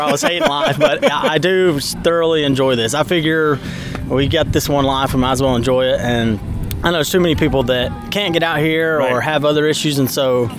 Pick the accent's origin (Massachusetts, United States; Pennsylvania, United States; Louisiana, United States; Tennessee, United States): Tennessee, United States; East; I grew up in East Tennessee mountains